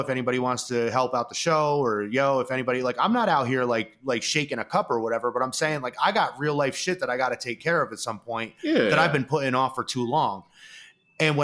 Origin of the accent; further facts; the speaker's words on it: New York, United States; I'm from New York.